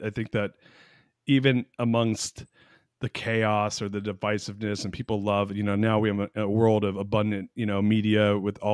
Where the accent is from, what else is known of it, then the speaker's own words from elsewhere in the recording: Austin, Texas, United States; I was born here and then left here at 12 months and then came back at 18 months. But so I was raised here